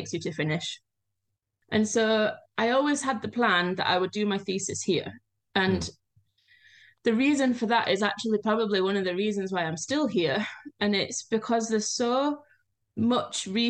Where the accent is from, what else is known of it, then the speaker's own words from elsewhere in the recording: Yorkshire and the Humber, United Kingdom; moved away as an adult; now in Ísafjörður, Iceland; I'm from Yorkshire, we have hills